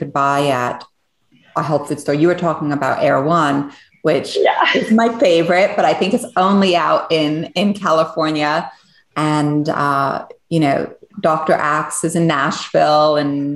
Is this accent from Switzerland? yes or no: yes; Switzerland; moved away; So I was born in Switzerland and I was born on a biodynamic farm.